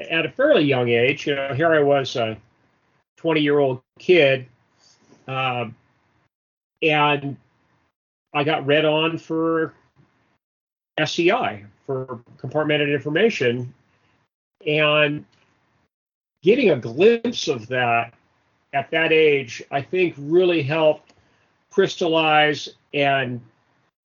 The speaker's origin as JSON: {"language": "English", "town": "Livermore", "region": "California", "country": "United States", "tie": "born or raised there", "said": "I grew up in Livermore, California, which is in the East Bay area, east of San Francisco"}